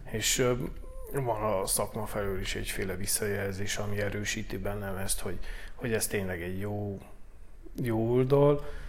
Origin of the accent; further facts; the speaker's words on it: Bălan, Harghita County, Romania; also born or lived in Gheorgheni (Gyergyó); Balánbányai származású vagyok